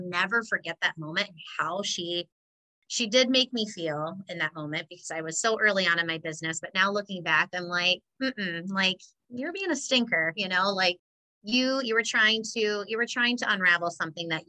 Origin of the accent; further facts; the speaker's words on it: Hazel Green, Wisconsin, United States; I loved growing up in Hazel Green.